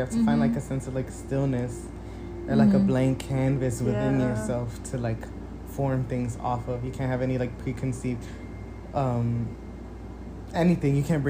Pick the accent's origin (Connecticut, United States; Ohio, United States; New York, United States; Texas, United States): New York, United States; New York City; I'm a musician from New York City